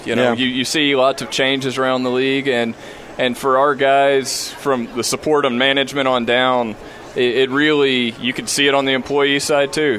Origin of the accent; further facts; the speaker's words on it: Germantown, Tennessee, United States; now in Salt Lake City, United States; It is my hometown, born and raised. Germantown, Tennessee